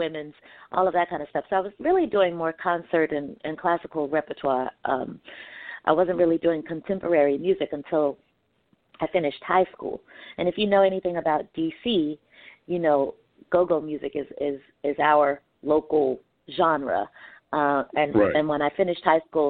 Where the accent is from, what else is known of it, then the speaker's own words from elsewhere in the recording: Washington, District of Columbia, United States; also born or lived in New York City / Prince George's County, Maryland; now in Los Angeles, United States; I was born in New York City, and I was raised in Washington, D.C., and, you know, Maryland, the surrounding areas, PG County.